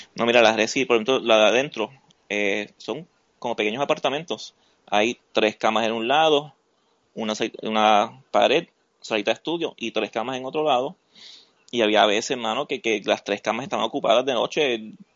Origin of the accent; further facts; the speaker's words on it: Utuado, Puerto Rico; also born or lived in San Juan; yo me crié en Utuado